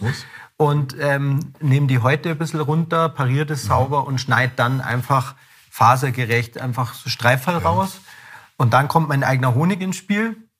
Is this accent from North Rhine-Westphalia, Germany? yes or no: no; Ammersee, Bavaria, Germany; ich bin am See aufgewachsen